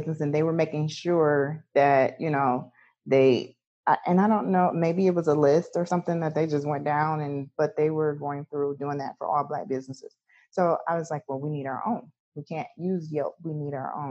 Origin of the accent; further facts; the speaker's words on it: Detroit, Michigan, United States; now in Belleville, United States; I'm from Detroit, Michigan, but I'm in Belleville now